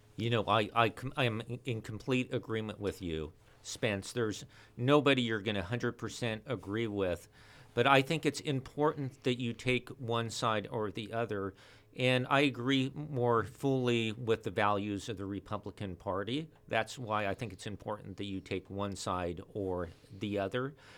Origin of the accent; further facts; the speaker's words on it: Ventura, California, United States; I was born and raised here in Ventura